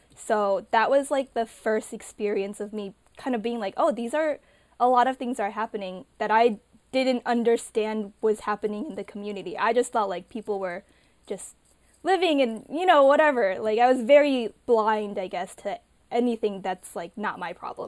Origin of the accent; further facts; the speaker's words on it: Illinois, United States; I grew up in Illinois